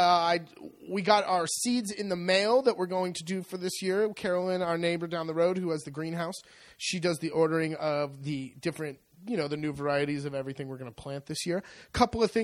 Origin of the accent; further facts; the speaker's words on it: California, United States; moved away as an adult; now in Italy; I grew up in California